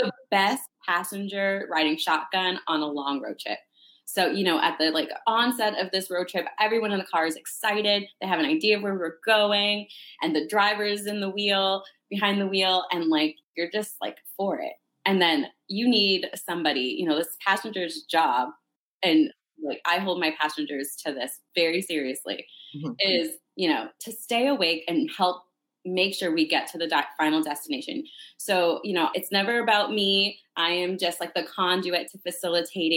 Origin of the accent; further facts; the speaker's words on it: Canada; moved away as an adult; also born or lived in Northern Toronto; now in United States; I'm originally from Canada. I moved here to go to university